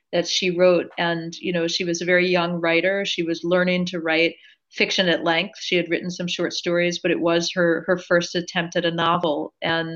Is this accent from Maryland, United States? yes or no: yes; Maryland, United States; I live not far from where I grew up in Maryland, and I grew up in and still live in a small town